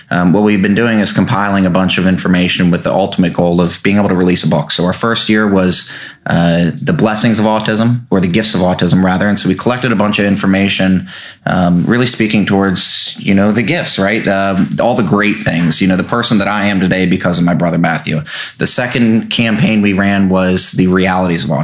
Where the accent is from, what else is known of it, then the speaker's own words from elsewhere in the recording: Davidsonville, Maryland, United States; also born or lived in Annapolis; born and raised in Davidsonville, but I've always had an Annapolis presence. Uh, graduated from Annapolis Area Christian School